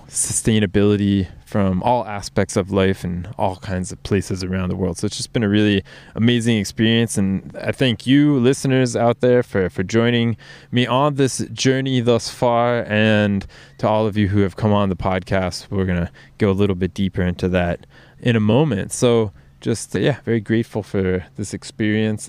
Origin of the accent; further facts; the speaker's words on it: United States; now in Norway; my home country, the U S